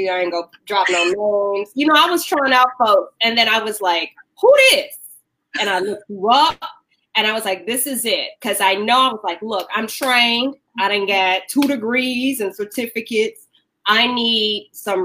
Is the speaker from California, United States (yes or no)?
no; Cincinnati, Ohio, United States; moved away as an adult; also born or lived in Chicago; I was born in Cincinnati, but I got grown in Chicago